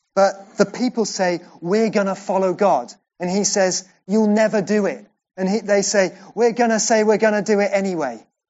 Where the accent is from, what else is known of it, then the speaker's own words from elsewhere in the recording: Welsh, Wales, United Kingdom; I'm Welsh.